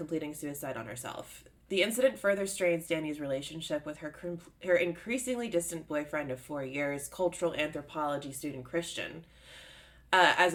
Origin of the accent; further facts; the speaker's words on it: United States; I am an American